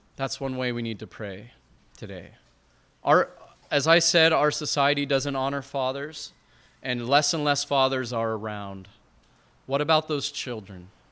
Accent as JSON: {"language": "English", "region": "Montana", "country": "United States", "said": "I'm from Montana"}